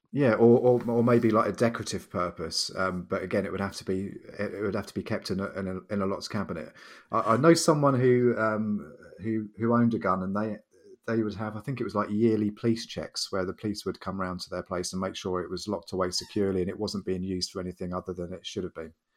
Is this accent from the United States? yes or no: no; United Kingdom